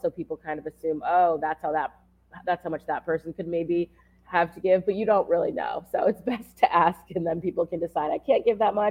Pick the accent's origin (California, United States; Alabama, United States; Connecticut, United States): Connecticut, United States; moved away as an adult; now in Long Beach, United States; This is my 13th year of teaching and my 7th year in LA. I'm originally from Connecticut.